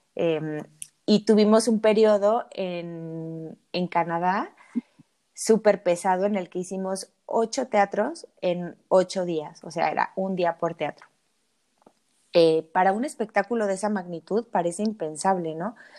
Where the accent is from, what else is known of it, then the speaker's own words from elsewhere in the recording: Mexico City, Mexico; Soy del DF